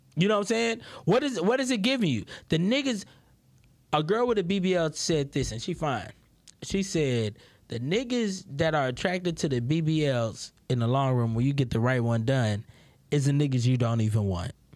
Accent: Houston, Texas, United States; I'm from Houston, Texas

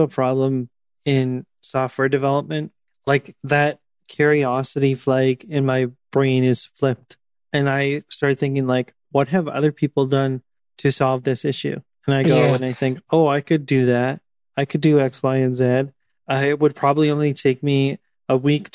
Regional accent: Thunder Bay, Ontario, Canada; also born or lived in Ottawa; my own hometown that I've lived in cumulatively for like 25 years.

